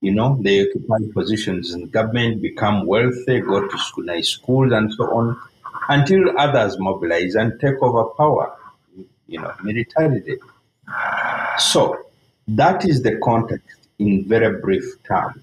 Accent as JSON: {"language": "English", "country": "Uganda", "tie": "born or raised there", "said": "I lived through for civil wars and military coups growing up in Uganda"}